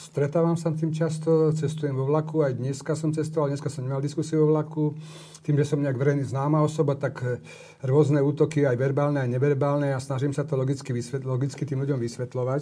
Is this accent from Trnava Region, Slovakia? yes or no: yes; Piešťany, Trnava Region, Slovakia; ja som vyrastal s mamou, s babičkou v Piešťanoch